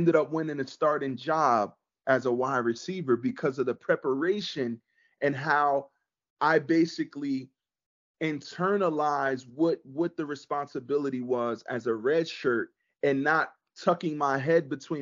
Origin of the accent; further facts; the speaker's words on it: Neptune, New Jersey, United States; I grew up in Neptune